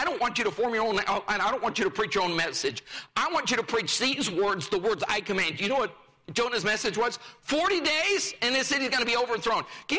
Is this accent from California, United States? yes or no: no; Rifle, Colorado, United States; I grew up in Rifle, Colorado, a town of 1,500 at the time. We lived two blocks from the main street, the main square